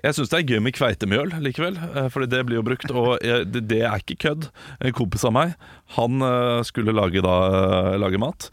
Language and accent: Norwegian; Ålesund, Møre og Romsdal, Norway; Jeg kommer fra Ålesund. Ålesund. Midt i byen